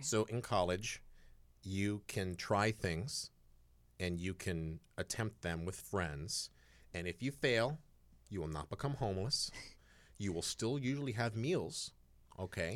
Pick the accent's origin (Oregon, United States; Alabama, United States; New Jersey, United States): Oregon, United States; Eugene; moved away; I grew up in Eugene, Oregon, which I like to call the last refuge of the great American hippie.